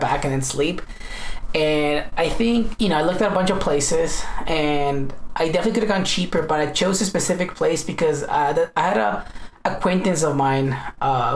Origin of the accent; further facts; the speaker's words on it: United States; that's my country